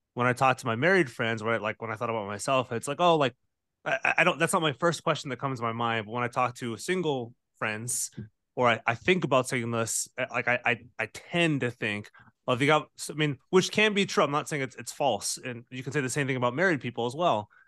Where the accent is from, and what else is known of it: United States